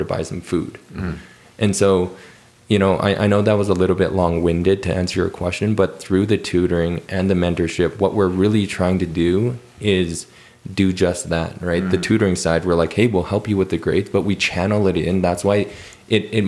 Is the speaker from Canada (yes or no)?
yes; Calgary, Alberta, Canada; born and raised in Calgary